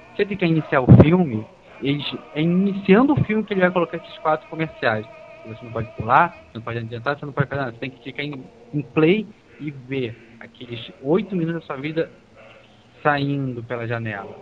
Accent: Brazil; a gente é brasileiro

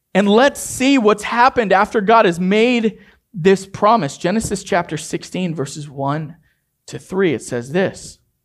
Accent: Maine, United States; I grew up in Maine

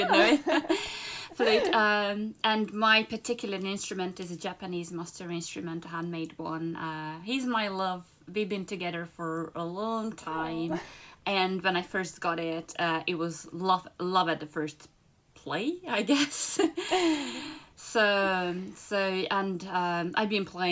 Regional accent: Budapest, Hungary; moved away as an adult; also born or lived in London; Budapest in Hungary. That's my hometown

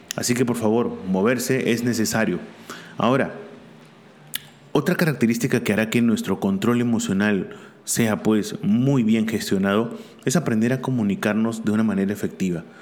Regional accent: Peru; also born or lived in Barcelona; aquí en mi país

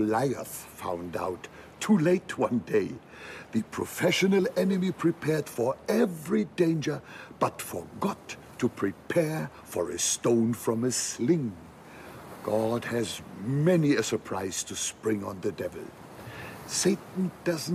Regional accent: mouth of the River Elbe, Northern Germany, Germany; moved away; I grew up in North Germany at the mouth of the River Elbe.

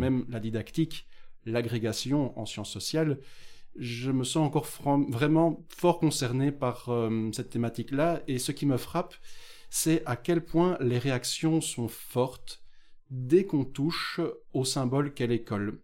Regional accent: Beauvechain, Wallonia, Belgium; Je suis effectivement originaire de la même commune que toi, Beauvechain, dans l'est du Brabant Wallon

